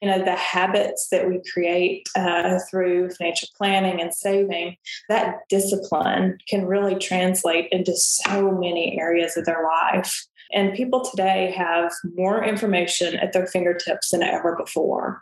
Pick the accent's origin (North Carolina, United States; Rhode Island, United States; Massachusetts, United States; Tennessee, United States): Tennessee, United States; Murfreesboro; Middle Tennessee State University is the largest university um, in the state of Tennessee but it's also in my hometown